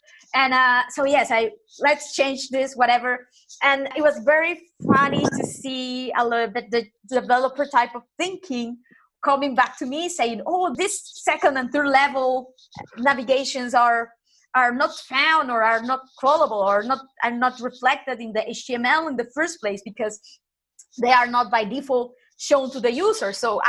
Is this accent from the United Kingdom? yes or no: no; Nicaragua; English is a second language; I'm originally from Latin America, and people from my country are always like super nice. If you go and this typical stuff that people go to Nicaragua, to my home country